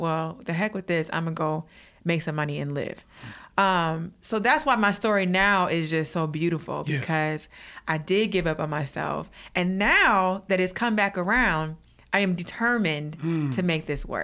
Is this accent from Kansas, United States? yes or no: no; Detroit, Michigan, United States; moved away; also born or lived in Los Angeles; I'm from Detroit